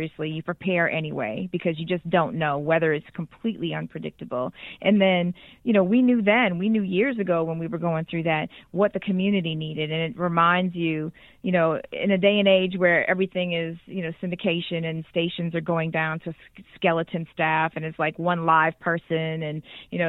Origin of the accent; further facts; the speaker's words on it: Boston, Massachusetts, United States; now in Houston, United States; I'm from Boston originally